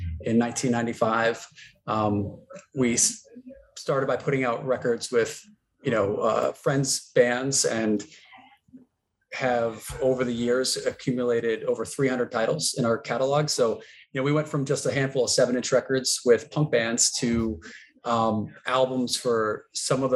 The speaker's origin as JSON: {"language": "English", "region": "Connecticut", "country": "United States", "tie": "born or raised there", "also_born_or_lived": "Vermont", "moved": "as an adult", "said": "summers, I was back in Connecticut."}